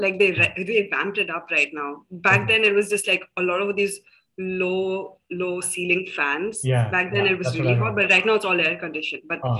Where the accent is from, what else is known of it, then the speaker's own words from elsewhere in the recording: South India, India; also born or lived in Delhi; I am from India. Now, I was born in Delhi, but then I've grown up in various cities along the south.